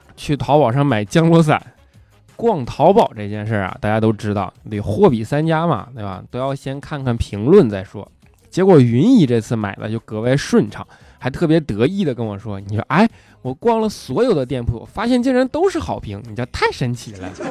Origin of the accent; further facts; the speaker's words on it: Northeast China, China; accent: Northeastern (Dongbei); 我这东北口音实在是太带感了